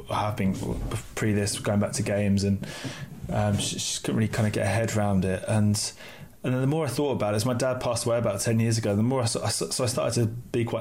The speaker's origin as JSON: {"language": "English", "area": "outside Ipswich", "region": "East of England", "country": "United Kingdom", "tie": "born or raised there", "moved": "yes", "said": "I was born outside Ipswich"}